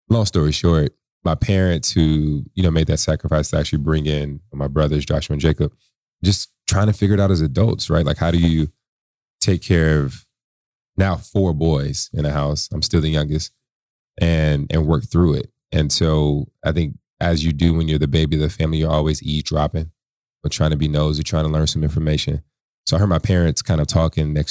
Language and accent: English; San Antonio, Texas, United States; born there; I'm a military brat. I was born in San Antonio, Texas.